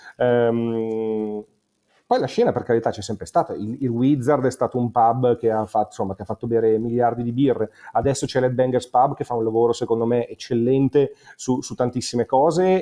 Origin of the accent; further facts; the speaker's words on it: Monza, Lombardy, Italy; also born or lived in Milan; Io sono nato a Milano ma cresciuto a Monza